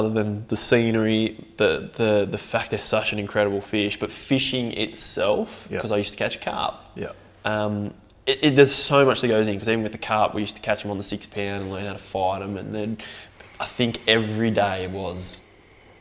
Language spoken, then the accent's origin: English; Wagga Wagga, New South Wales, Australia; born or raised there; moved away as an adult; also born or lived in Melbourne; now in Tumut, Australia